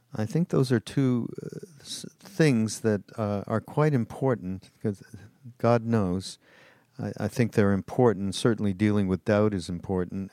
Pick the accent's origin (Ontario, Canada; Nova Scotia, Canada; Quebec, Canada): Quebec, Canada; Montreal; I'm from Montreal.